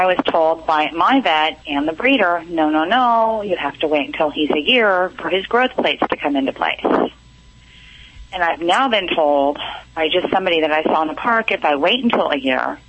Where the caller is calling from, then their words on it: Newport Beach, California, United States; Newport Beach.